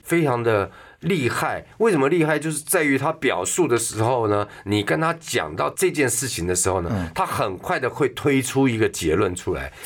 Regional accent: Taipei, Taiwan; also born or lived in Taichung; 我幼稚园是台北立联幼稚园，嗯。台北立联小学，嗯。台中味道中学， 全部都私立学校

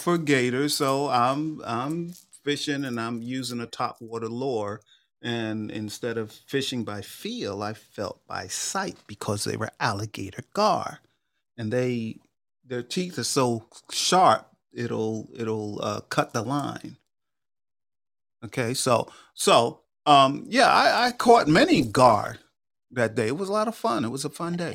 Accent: New York, United States; I grew up in New York

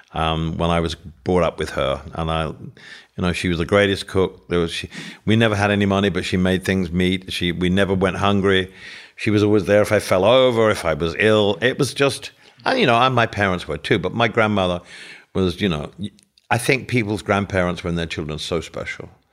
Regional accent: England, United Kingdom; living in England

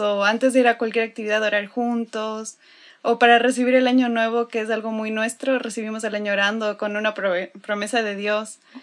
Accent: Quito, Pichincha, Ecuador; now in Monterrey, Mexico; soy de Quito, Ecuador.

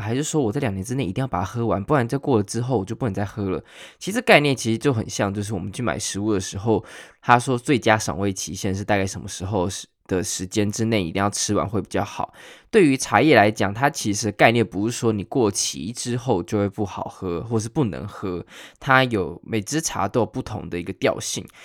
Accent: Taiwan; 我们台湾人

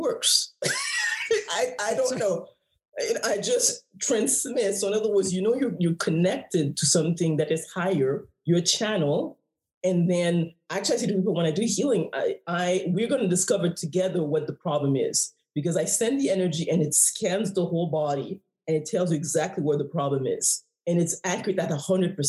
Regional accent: Haiti; I'm from the West Indies, I'm from Haiti.

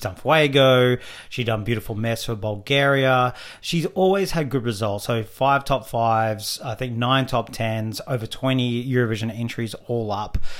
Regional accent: Australia; as Australian fans

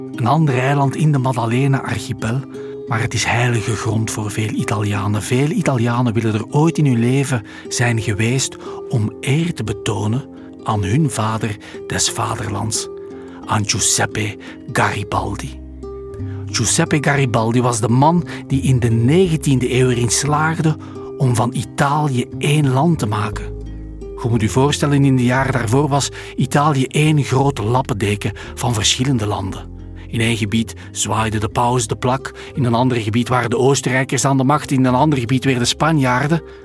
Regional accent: Belgium; we komen uit België

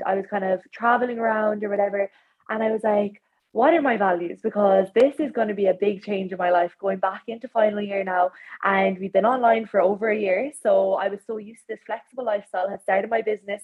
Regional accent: County Clare, Ireland; I'm from Clare

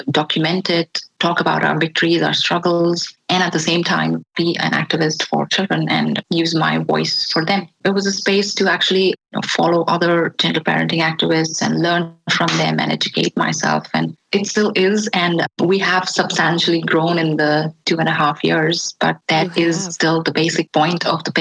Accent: India; I was born and raised in India.

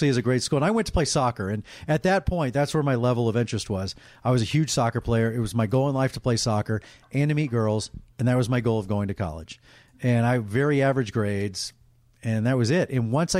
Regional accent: Dallas, Texas, United States; moved away as an adult; also born or lived in Los Angeles; Dallas. Born and raised in Dallas.

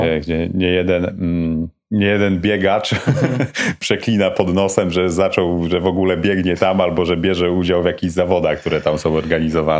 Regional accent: Mieroszów, Lower Silesian Voivodeship, Poland; also born or lived in Wrocław; Wychowałem się w Mieroszowie, mhm. prawda? Urodziłem się we Wrocławiu, mhm. natomiast y, wychowałem się w Mieroszowie.

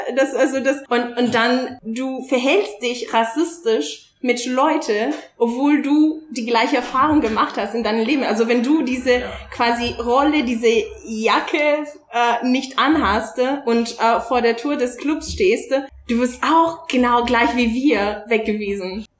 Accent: Italy; German is a second language; moved away as an adult; now in Germany

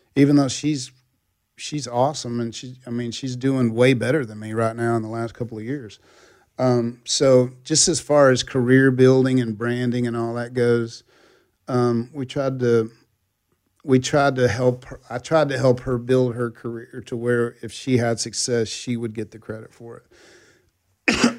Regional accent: Texas, United States; I grew up in Texas

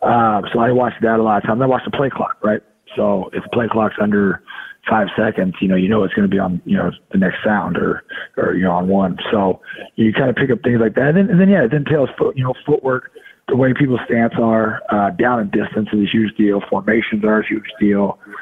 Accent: Santa Clara, California, United States; I got to end my career, you know, where I grew up playing ball in Santa Clara, you know, in the Bay Area.

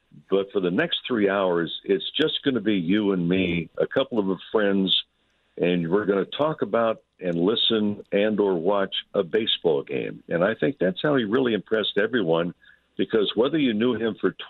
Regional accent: Santa Monica, California, United States; growing up in Santa Monica

